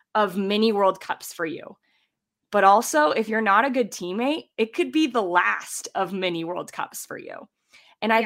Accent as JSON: {"language": "English", "country": "United States", "also_born_or_lived": "Columbus, Ohio", "lives_now": "Colorado, United States"}